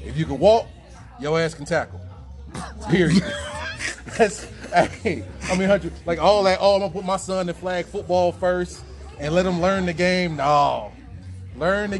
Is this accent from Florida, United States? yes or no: yes; Florida, United States; I'm from Florida